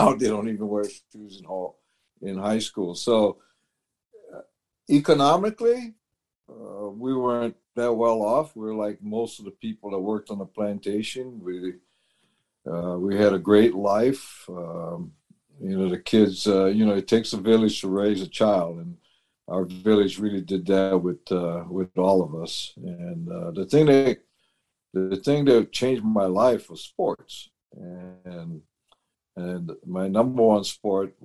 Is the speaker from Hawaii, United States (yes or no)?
yes; Puhi, Hawaii, United States; moved away; also born or lived in Honolulu, Hawaii / Toronto, Canada / Czech Republic; I was born in Honolulu, Hawaii, at Queen's Hospital, but I was raised on the island of Kauai in a little town called Puhi